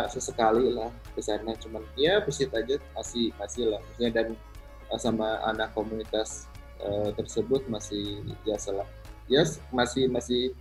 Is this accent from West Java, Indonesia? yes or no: yes; Tasikmalaya, West Java, Indonesia; saya asal saya dari Tasik